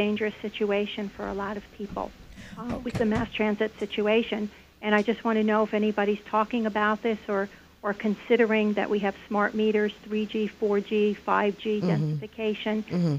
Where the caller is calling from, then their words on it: New York, United States; I'm from Long Island.